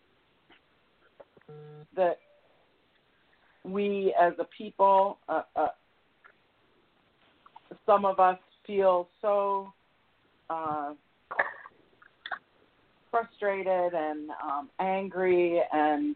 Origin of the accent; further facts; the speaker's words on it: outside Detroit, Michigan, United States; I grew up outside Detroit